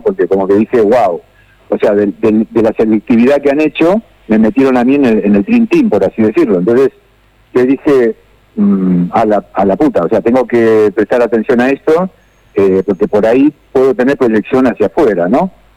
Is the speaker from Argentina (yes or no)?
yes; Rosario, Santa Fe, Argentina; moved away as an adult; also born or lived in Buenos Aires / Spain; now in Barcelona, Spain; nací en Rosario, eh, como el Leo, el Lionel